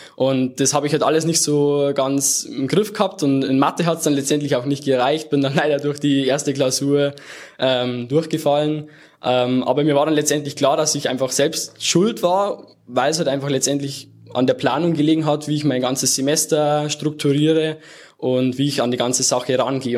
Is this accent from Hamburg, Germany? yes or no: no; near Erding, Bavaria, Germany; now in Munich, Germany; komme aus der Nähe von Erding